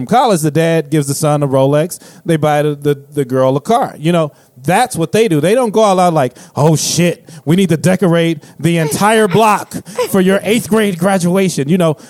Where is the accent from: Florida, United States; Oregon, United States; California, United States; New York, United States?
California, United States; Inglewood; when I was growing up in Inglewood